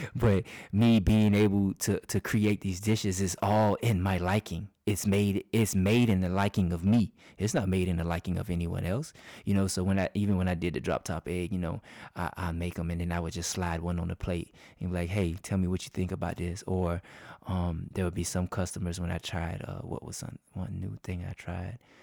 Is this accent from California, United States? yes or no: no; Crescent, Georgia, United States; Downtown Crescent, that's my hometown.